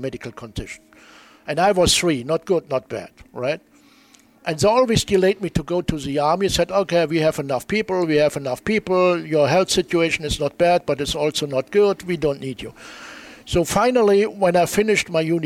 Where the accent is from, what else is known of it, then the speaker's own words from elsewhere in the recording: Germany; I came from Germany